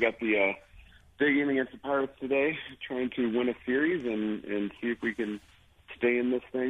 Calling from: Denver, Colorado, United States; From Denver. I'm actually home.

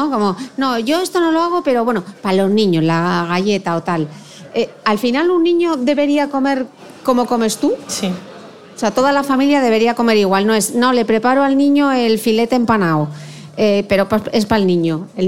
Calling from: Argentina; Hola, soy … desde Argentina.

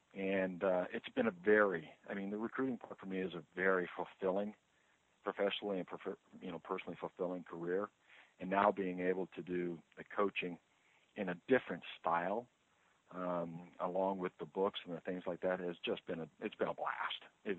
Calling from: Overland Park, Kansas, United States; Oh, I'm in the Kansas City, Missouri area. There's a suburb of Overland Park, which is in the southwest quadrant of the metro area.

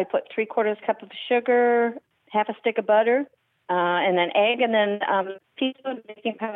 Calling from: Minneapolis, Minnesota, United States; Uh, Minneapolis.

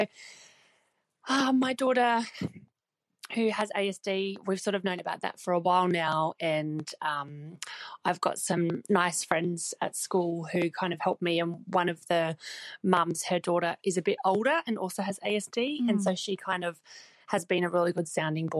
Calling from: New Zealand; I'm calling from New Zealand.

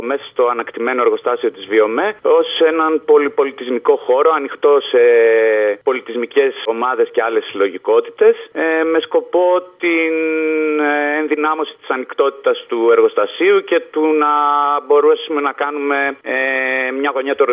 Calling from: Thessaloniki, Central Macedonia, Greece; Καλησπέρα. … από Θεσσαλονίκη.

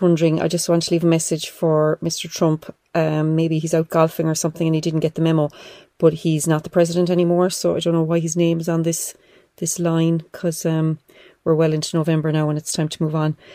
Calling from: Ireland; I'm calling from Ireland

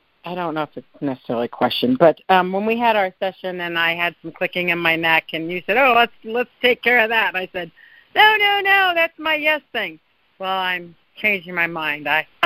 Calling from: Tahoe, United States; from Tahoe.

